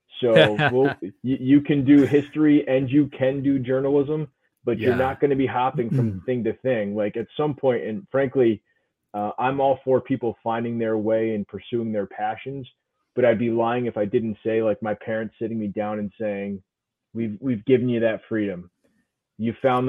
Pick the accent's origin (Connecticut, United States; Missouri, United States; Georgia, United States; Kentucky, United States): Connecticut, United States; East Hartford; also born or lived in Glastonbury, Connecticut / New York City; I was born in East Hartford, grew up in East Hartford and Glastonbury.